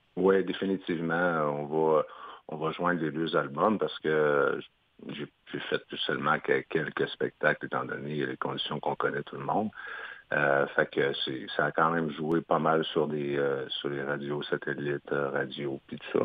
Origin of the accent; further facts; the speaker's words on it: Isle-aux-Coudres, Quebec, Canada; Moi, je suis natif de l'île aux Coudres dans Charlevoix